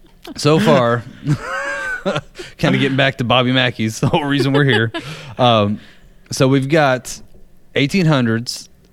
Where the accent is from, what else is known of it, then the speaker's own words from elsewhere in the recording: Danville, Kentucky, United States; I'm from Danville, which is like right at the smack dab middle of Kentucky